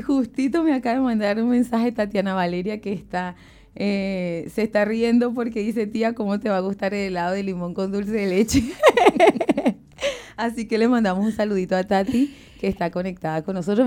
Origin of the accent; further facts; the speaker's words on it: Ocumare de la Costa de Oro, Aragua, Venezuela; moved away; el pueblo donde yo nací, Ocumare de la Costa de Oro